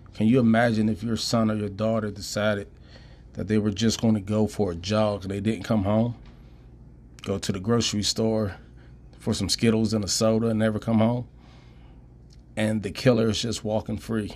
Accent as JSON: {"language": "English", "area": "Prince George's County, Washington D.C. area", "region": "Maryland", "country": "United States", "tie": "born or raised there", "also_born_or_lived": "Pittsburgh, Pennsylvania / Idaho", "moved": "as an adult", "said": "Growing up in D C, Prince George's County, uh, you know, I, I lived there, not my whole life, 'cause I'm originally from Pittsburgh. But when I moved there when I was about eight, nine years old"}